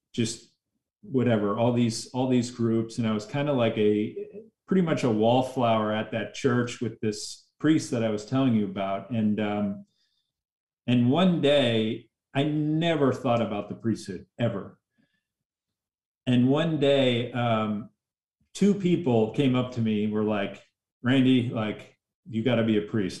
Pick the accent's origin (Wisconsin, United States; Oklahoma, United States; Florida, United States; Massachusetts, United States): Massachusetts, United States; just outside of Boston; moved away as an adult; also born or lived in Los Angeles, California; I was raised just outside of Boston